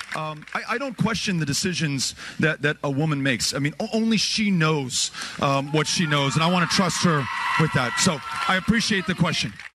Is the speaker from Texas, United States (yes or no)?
yes; Texas, United States; my home state of Texas